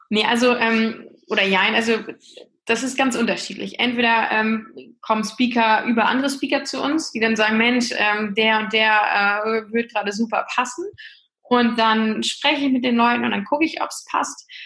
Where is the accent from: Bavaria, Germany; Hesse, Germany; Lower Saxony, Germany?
Lower Saxony, Germany; ich bin 37 Jahre alt, äh, komme äh, aus dem hohen Norden, ich bin Ostfriesin